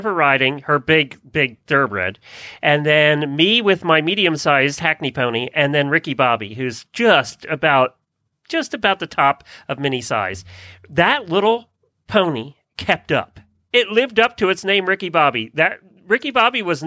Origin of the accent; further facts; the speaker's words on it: Lancaster County, Pennsylvania, United States; now in Ocala, United States; I grew up in Lancaster County